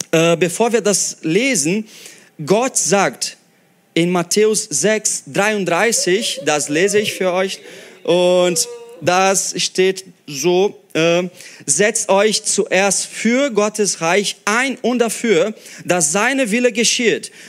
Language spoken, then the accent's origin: German; Brazil; German is a second language; Oder wie ich als Brasilianer werde ich das Jahr 2014 Halbfinale Fußball Brasilien gegen Deutschland 7-1 vergessen.